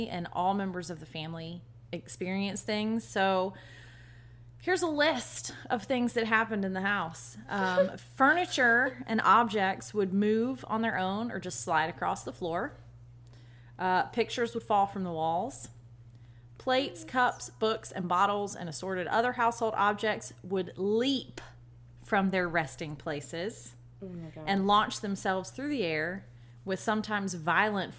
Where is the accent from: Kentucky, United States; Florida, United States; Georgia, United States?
Georgia, United States; Savannah; my hometown of Savannah, Georgia